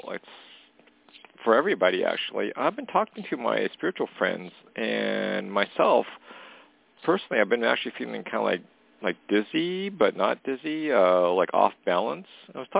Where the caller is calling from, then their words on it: Canada; calling from Canada.